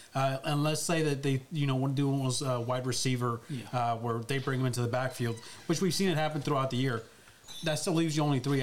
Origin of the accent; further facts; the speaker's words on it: Los Angeles, California, United States; I'm an LA native. You know, I'm born and raised in Los Angeles, and that's my city.